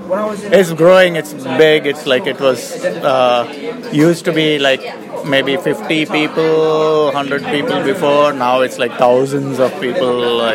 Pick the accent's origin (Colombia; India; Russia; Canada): India; now in San Francisco, United States; I'm originally from India, but I've been in San Francisco for 25 years or so.